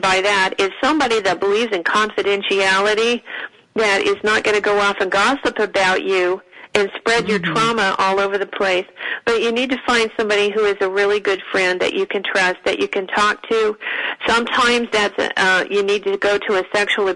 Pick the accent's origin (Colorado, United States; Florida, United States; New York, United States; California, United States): California, United States; Northern; I come from Northern California